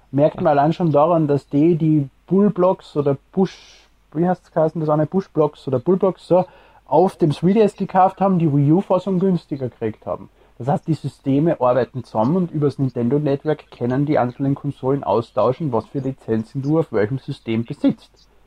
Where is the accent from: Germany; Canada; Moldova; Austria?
Austria; Ich bin Österreicher.